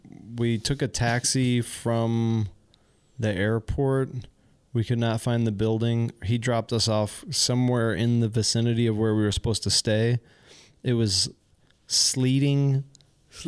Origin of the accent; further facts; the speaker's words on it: Midwest, United States; I mean, I'm from the Midwest, U.S., so people are very friendly and nice